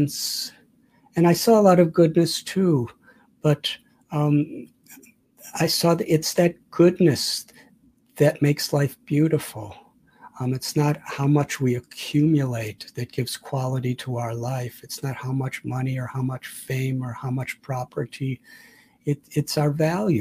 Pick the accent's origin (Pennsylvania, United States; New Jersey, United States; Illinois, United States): Illinois, United States; Chicago; now in India; I was born in 1950 in Chicago